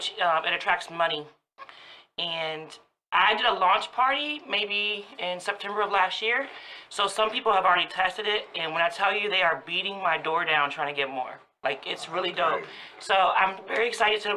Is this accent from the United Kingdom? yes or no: no; Woodbridge, Virginia, United States; born or raised there